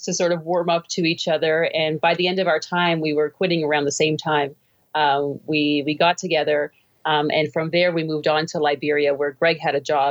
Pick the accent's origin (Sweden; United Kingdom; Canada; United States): Canada; Toronto, Ontario; moved away as an adult; also born or lived in South Sudan; now in Lake Atitlan, Guatemala; I'm his wife. I'm from Toronto, Canada, and I'm out here in Guatemala as well.